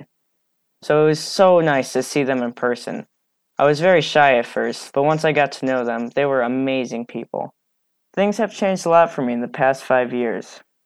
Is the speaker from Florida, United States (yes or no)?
no; Chicago, Illinois, United States; I'm from Chicago, Illinois, and I'm 13 years old